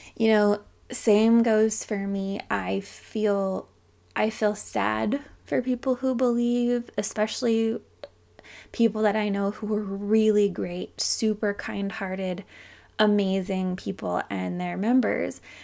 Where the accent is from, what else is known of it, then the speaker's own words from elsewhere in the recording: Utah, United States; I grew up in Utah County